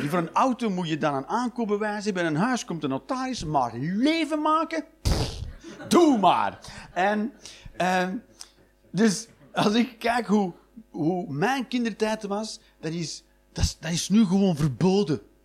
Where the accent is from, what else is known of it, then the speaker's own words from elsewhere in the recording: Flanders, Belgium; Ik ben een Vlaming